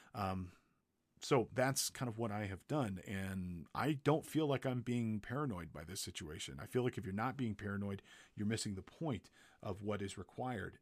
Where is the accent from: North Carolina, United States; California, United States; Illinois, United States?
California, United States; Big Bear Lake; Big Bear one, two, three, my hometown.